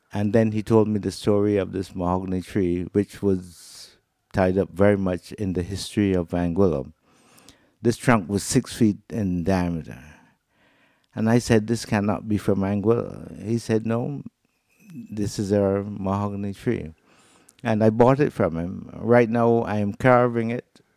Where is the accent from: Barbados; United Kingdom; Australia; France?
Barbados; moved away as an adult; now in Anguilla; I'm from Barbados, and I was recruited by Canada as a consultant for handicraft development. And that brought me here in nineteen eighty-eight.